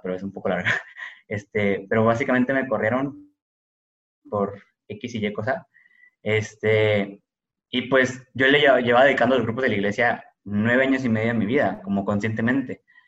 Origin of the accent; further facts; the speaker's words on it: Monterrey, Nuevo León, Mexico; como cualquier familia mexicana, regiomontana, promedio